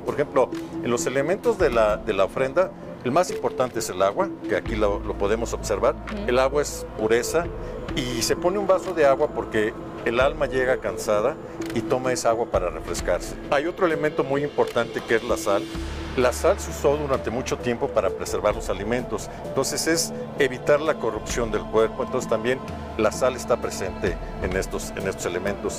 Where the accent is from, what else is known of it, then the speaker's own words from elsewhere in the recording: Mexico; nosotros como mexicanos somos herederos de los olmecas